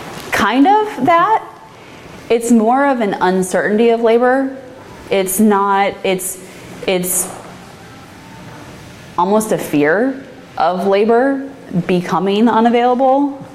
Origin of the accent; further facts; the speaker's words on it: Midwest, United States; I'm from the Midwest, and it's just family farm.